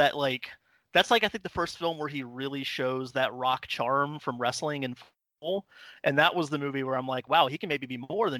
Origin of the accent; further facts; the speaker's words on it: Atlanta, Georgia, United States; I'm from Atlanta.